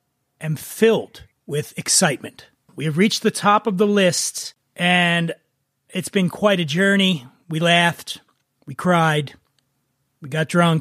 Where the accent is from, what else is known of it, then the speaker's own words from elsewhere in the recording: East Coast, United States; I grew up on the East Coast